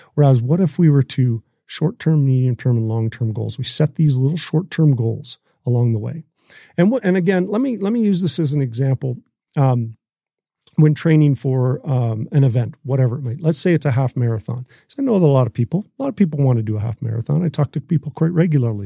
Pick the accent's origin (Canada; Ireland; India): Canada